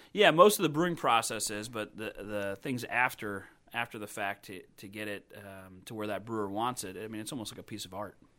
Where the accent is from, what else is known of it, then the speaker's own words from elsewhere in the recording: Crown Point, Indiana, United States; also born or lived in Crawfordsville, Indiana / Boston, Massachusetts; now in Indianapolis, United States; I grew up in Crown Point, Indiana. Uh, so I'm a Hoosier born and raised